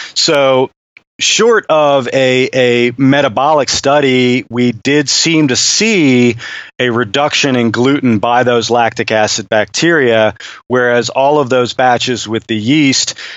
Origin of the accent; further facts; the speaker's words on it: United States; an American, you know, beer chemist